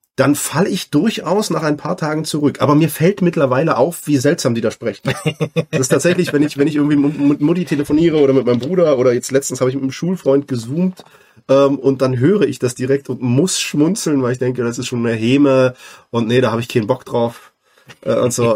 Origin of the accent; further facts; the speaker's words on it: southern Brandenburg, Germany; ich komme aus Südbrandenburg, also Ostdeutsch.